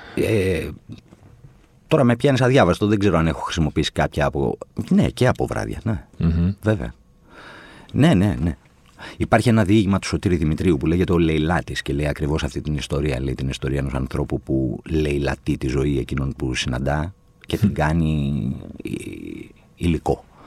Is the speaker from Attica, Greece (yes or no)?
yes; Athens, Attica, Greece; also born or lived in Chalandri / Kypseli / Pangrati; παρότι γεννήθηκα στο Χαλάνδρι, εγώ μεγάλωσα στα Εξάρχεια